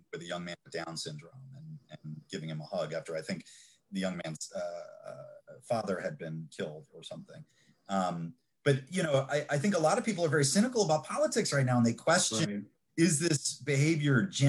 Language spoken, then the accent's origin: English; Fort Washington, Maryland, United States; now in Montgomery County, United States; when I was growing up in Fort Washington